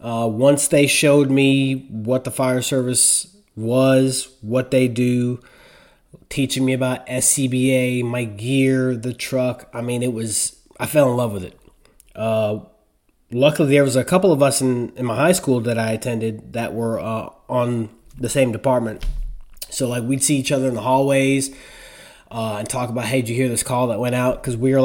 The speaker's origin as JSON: {"language": "English", "town": "Spring Valley", "region": "New York", "country": "United States", "tie": "born or raised there", "said": "I was born and raised in Spring Valley, New York, in Rockland County."}